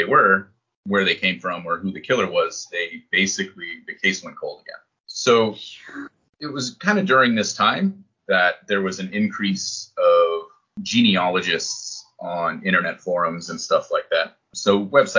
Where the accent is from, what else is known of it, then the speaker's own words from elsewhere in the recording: New Hampshire, United States; moved away as an adult; also born or lived in Boston area / Iraq; now in Japan; I grew up in New Hampshire and I've lived in these places, right? So it's a, you know, lived in the Boston area, lived in Iraq, right? Lived in Japan